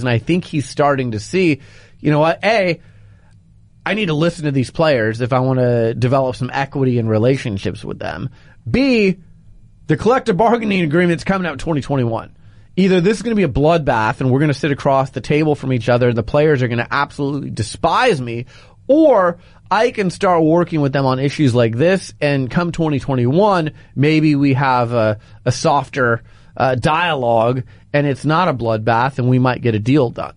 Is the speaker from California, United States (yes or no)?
no; Phoenix, Arizona, United States; moved away; I'm from Phoenix